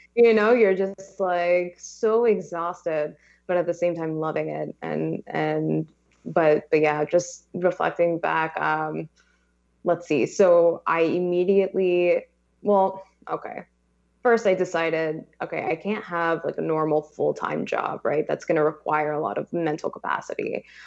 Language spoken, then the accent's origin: English; Los Angeles, California, United States; I am born and raised in Los Angeles. Um, been here my whole life